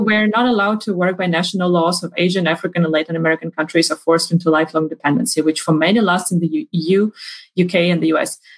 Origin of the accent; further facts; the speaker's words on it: Ukraine; moved away; also born or lived in Sweden; I'm originally from Ukraine